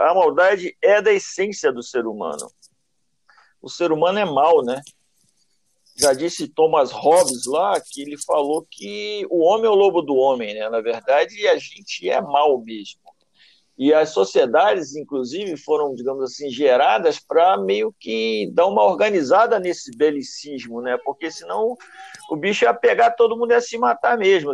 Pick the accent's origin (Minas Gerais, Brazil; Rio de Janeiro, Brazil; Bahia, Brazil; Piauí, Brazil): Rio de Janeiro, Brazil; Nova Iguaçu; Eu venho da Baixada Fluminense, eu venho de Nova Iguaçu. Tinha boca de fumo atrás da casa onde eu morava.